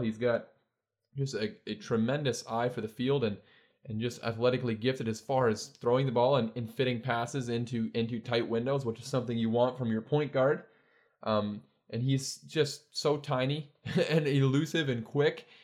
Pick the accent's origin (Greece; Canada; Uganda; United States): Canada; I'm Canadian, obviously. I'm not American, but I love, um, the fact that I get to grow up in, in a, get, I've gotten to grow up, rather, in, and I'm now living in a, a, a great country